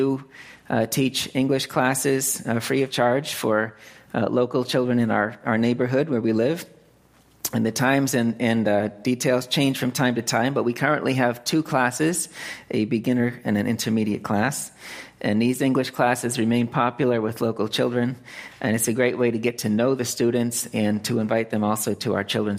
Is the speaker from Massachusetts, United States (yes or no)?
yes; Lancaster, Massachusetts, United States; moved away as an adult; also born or lived in California; now in Phnom Penh, Cambodia; I was born and raised here in Central Mass, Lancaster